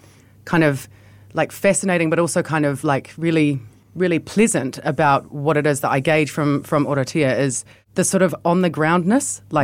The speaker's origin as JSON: {"language": "English", "country": "New Zealand", "said": "We are from New Zealand"}